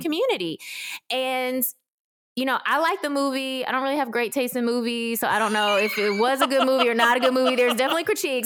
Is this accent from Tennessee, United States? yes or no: yes; Memphis, Tennessee, United States; I grew up in Memphis, Tennessee, without connection to any adoptee community.